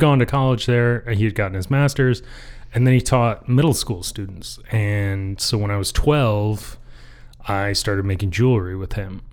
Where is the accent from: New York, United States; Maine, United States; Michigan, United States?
Michigan, United States; just north of Detroit; also born or lived in north of Traverse City, Michigan / Marquette, Michigan; I grew up just north of Detroit, uh, in the burbs